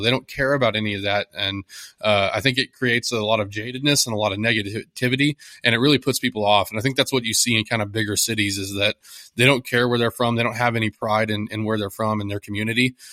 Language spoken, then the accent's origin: English; Texas, United States; I'm from Texas